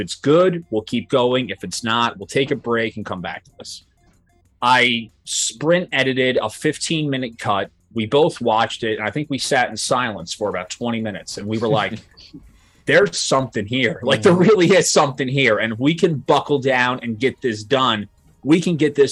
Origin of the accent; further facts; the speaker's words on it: Point Pleasant Beach, New Jersey, United States; I'm from Point Pleasant Beach